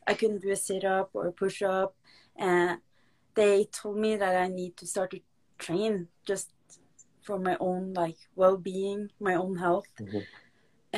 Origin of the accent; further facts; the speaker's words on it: Norway; I'm a pro MMA fighter from Norway